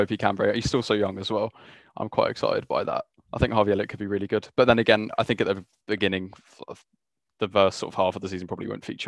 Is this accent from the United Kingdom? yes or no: yes; Brighton, South East England, United Kingdom; I know we're all from Brighton